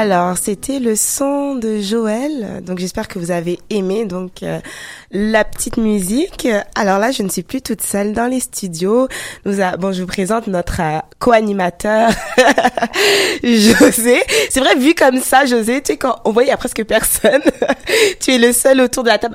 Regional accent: France; moi je suis d'origine ghanéenne et togolaise, même si je suis née en France.

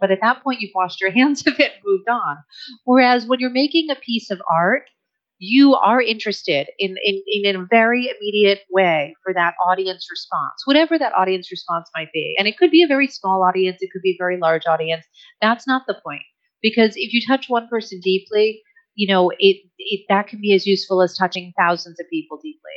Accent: United States; I'm American too

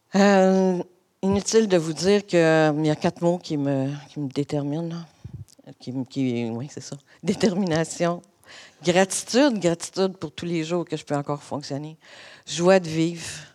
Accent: Montreal, Quebec, Canada; je suis originaire de Montréal. J'ai, euh, en fait, j'ai toujours habité l'est de l'île.

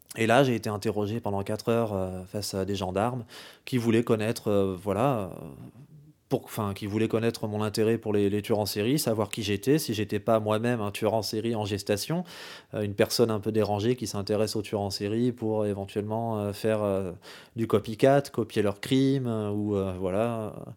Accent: France; chez nous en France

